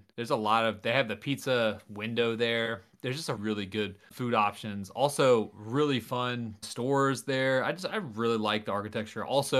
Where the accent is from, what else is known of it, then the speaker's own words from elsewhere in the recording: United States; I'm an American.